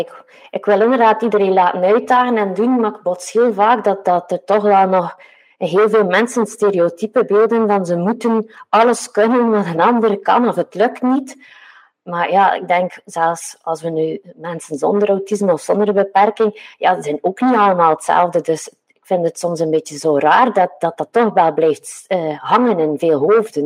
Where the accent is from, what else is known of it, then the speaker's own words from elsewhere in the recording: Westhoek, Flanders, Belgium; ik kom een beetje van de Westhoek